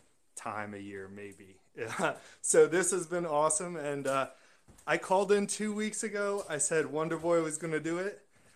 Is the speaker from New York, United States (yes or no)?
yes; New York area, United States; I'm from the New York area.